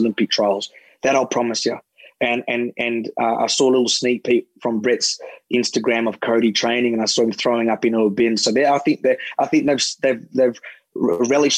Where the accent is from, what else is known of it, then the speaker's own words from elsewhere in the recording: Australia; as an Australian